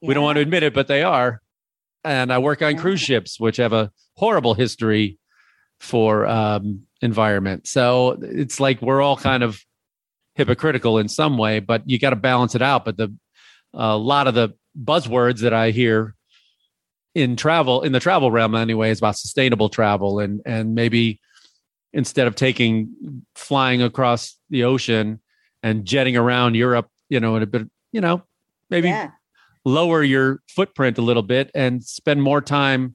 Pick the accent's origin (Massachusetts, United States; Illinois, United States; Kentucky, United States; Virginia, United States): Illinois, United States; I grew up in the Midwest. I grew up in Illinois